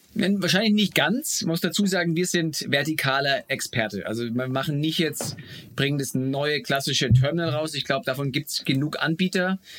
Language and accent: German; Bamberg, Bavaria, Germany; moved away as an adult; also born or lived in Munich / United States; now in Berlin, Germany; aus meiner Heimatstadt Bamberg